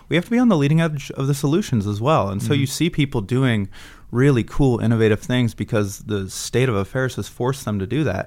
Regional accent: Southern California, United States; now in San Francisco, United States; I actually grew up in Southern California

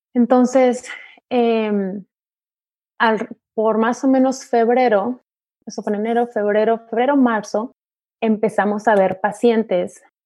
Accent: Tijuana, Baja California, Mexico; moved away as an adult; now in Orange County, United States; yo nací, crecí en, en, México, en Tijuana

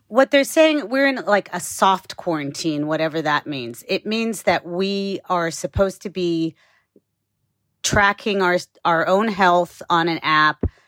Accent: United States; as an American

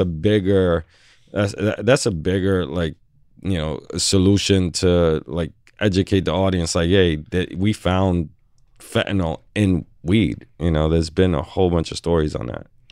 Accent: New York City, New York, United States; I'm born and raised on the Lower East Side

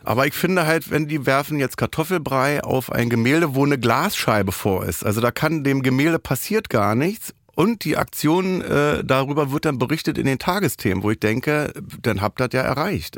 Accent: Berlin, Germany; bin ich aus dem Wedding damals

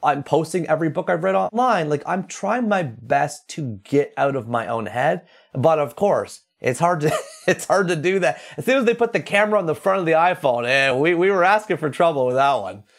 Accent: Toronto, Ontario, Canada; I grew up reading in the Toronto Star

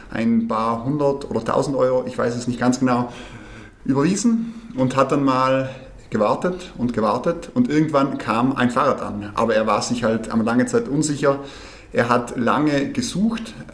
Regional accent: Trentino-Alto Adige, Italy; now in Munich, Germany; ich komme ursprünglich aus Südtirol, äh, lebe allerdings seit fünf Jahren jetzt in München

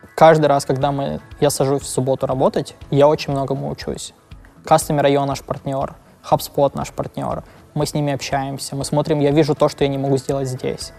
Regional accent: Lviv, Lviv Oblast, Ukraine; now in Berlin, Germany; я родился во Львове, мы жили вместе

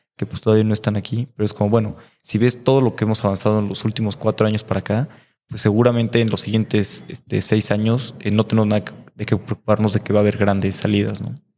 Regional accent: Mexico; como mexicanos

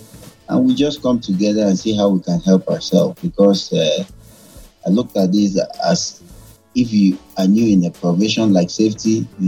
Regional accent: Nigeria; I'm from Nigeria.

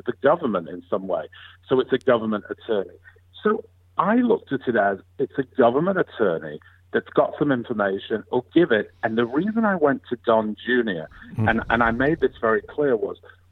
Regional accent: England, United Kingdom; moved away as an adult; now in United States; I'm from England. I grew up in England.

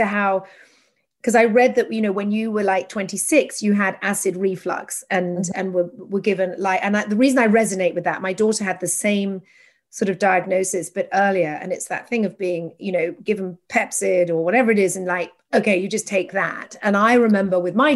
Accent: England, United Kingdom; now in United States; an English person living in America

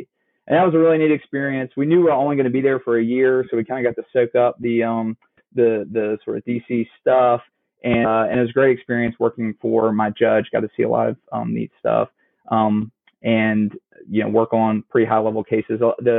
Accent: Clemmons, North Carolina, United States; also born or lived in Chapel Hill, North Carolina; now in Southern Wake County, United States; I did grow up outside Winston-Salem in Clemens, North Carolina on the western side, which is really not that different than a town kind of like Apex or Holly Springs. It's sort of a little suburb.

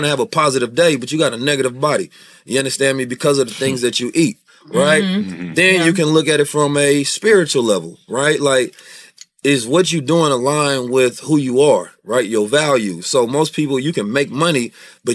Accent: Oakland, California, United States; born or raised there; also born or lived in St. Louis, Missouri

